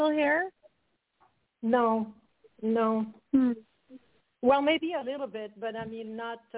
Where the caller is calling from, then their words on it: Quebec, Canada; from Canada.